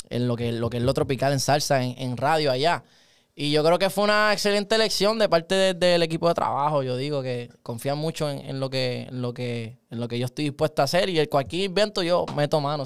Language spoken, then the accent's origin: Spanish; Puerto Rico; yo soy del Ares. Ah, eso es otra cosa, loco, ser del Ares